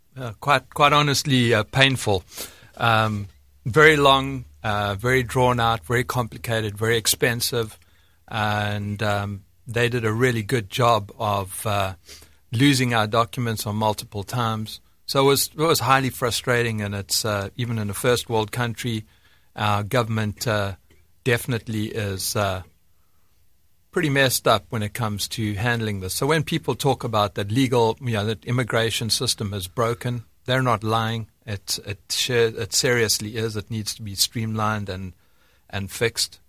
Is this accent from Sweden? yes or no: no; South Africa; moved away as an adult; now in United States; I was born in, born and bred in South Africa, and, uh, grew up there until my, uh, I don't know, mid-twenties or so